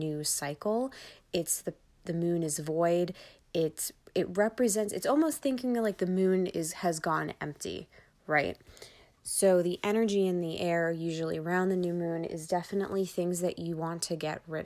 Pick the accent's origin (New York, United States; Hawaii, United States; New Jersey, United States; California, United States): New York, United States; Long Island; accent: Long Island; my Long Island accent